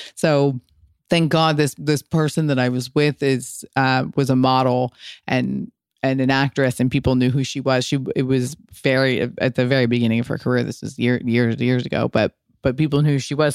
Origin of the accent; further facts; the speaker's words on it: United States; also born or lived in Little Italy, New York; very much always inspired by being American Italian, and I lived in Little Italy for a long time